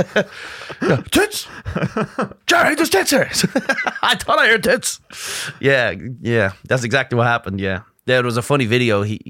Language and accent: English; Ireland; accent: Irish; now in New York, United States; I'm from Ireland originally, but I live in New York.